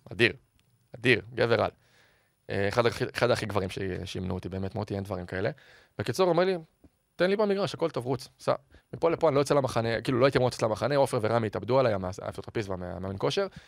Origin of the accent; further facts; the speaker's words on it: Ramat HaSharon, Tel Aviv District, Israel; זה הבית שלי, גדלתי שם גם כילד בעיר